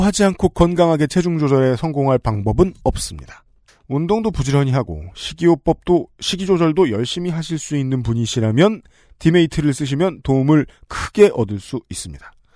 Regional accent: Seoul, South Korea; 저는 서울 토박이라서

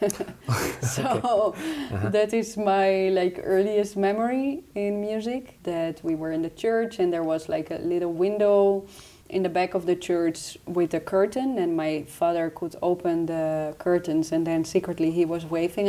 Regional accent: Amsterdam area, North Holland, Netherlands; English is a second language; moved away as an adult; also born or lived in Utrecht; now in Eindhoven, Netherlands; I'm from Amsterdam area originally

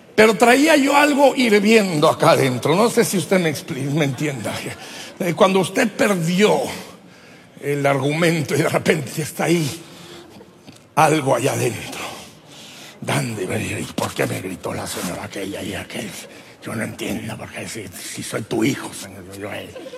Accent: Durango, Mexico; yo como buen durangueño, norteño, mexicano

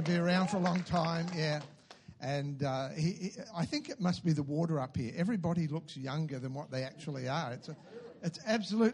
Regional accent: Newcastle, New South Wales, Australia; moved away as an adult; also born or lived in Lower Hutt, Wellington, New Zealand; I was born in Newcastle in New South Wales

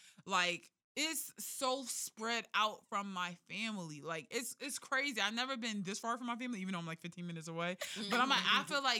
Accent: Philadelphia, Pennsylvania, United States; I'm from North Philly.

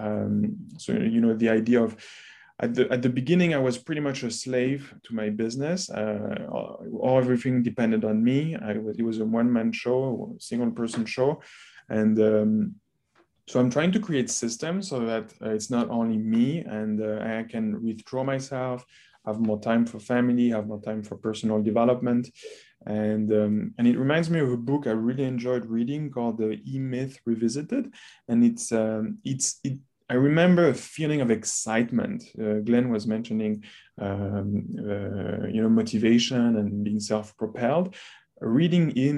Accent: France; moved away as an adult; also born or lived in North America; I grew up in France

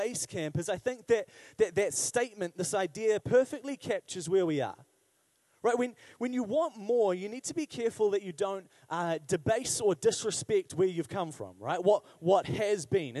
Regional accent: Wellington, New Zealand; growing up in Wellington

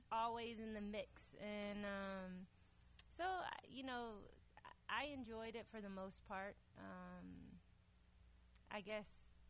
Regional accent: Dallas, Texas, United States; I grew up here in Dallas, and um, I had an eclectic childhood.

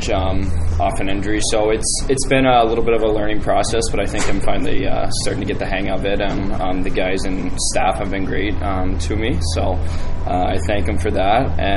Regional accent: Westfield, Indiana, United States; I was just playing on the local youth team

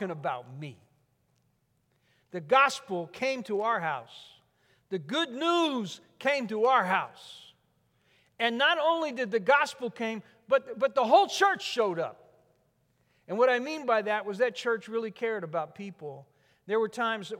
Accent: Newark, New Jersey, United States; also born or lived in Memphis, Tennessee; The city I grew up in, Newark, had more housing projects per capita than any city in America.

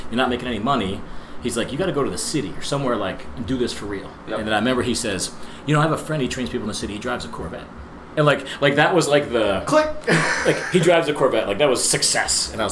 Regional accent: New Jersey, United States; No, I'm from New Jersey.

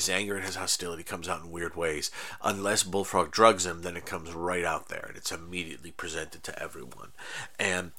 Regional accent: United States; as a American guy, a white guy

